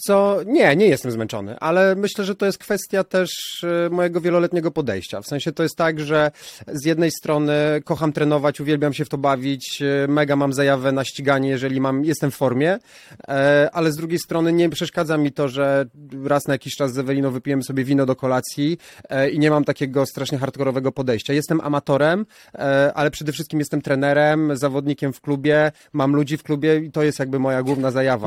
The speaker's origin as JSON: {"language": "Polish", "town": "Warsaw", "region": "Masovian Voivodeship", "country": "Poland", "tie": "born or raised there", "said": "wychowałem się na chomiczówce"}